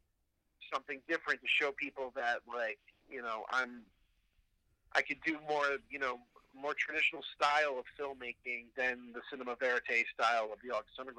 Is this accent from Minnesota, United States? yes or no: no; New Jersey, United States; also born or lived in Pittsburgh; I'm from New Jersey